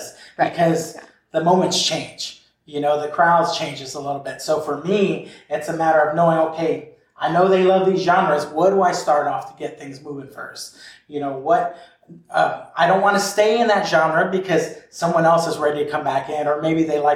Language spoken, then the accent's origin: English; Hawaii, United States; I'm Hawaiian